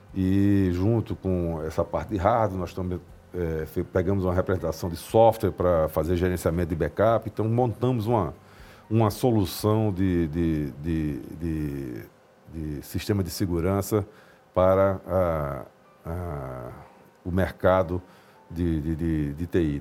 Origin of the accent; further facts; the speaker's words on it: Recife, Pernambuco, Brazil; Eu, moro, eu sou de Recife, nasci em Recife